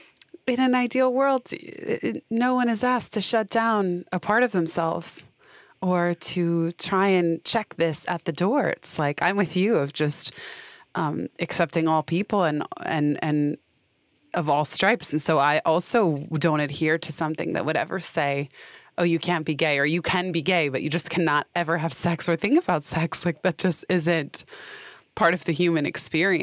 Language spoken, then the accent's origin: English; San Francisco, California, United States; I was raised, I grew up in San Francisco and not in a religious household